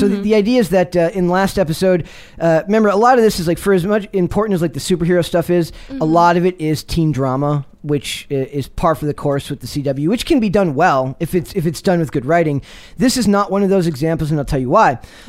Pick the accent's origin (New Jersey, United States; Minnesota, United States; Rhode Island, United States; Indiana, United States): Minnesota, United States; I'm from Minnesota, so it holds a special place in my heart.